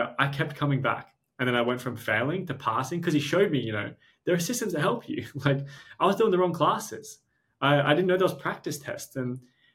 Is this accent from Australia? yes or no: yes; Australia; we're Australian